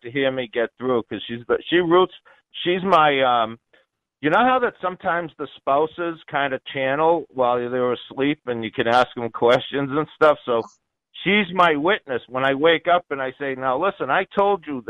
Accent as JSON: {"language": "English", "town": "Onset", "region": "Massachusetts", "country": "United States", "said": "I'm from that area. I'm a spiritualist from Onset, Massachusetts"}